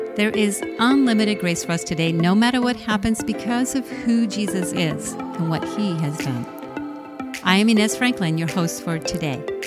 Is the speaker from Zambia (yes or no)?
no; Puerto Rico; I grew up in poverty in Puerto Rico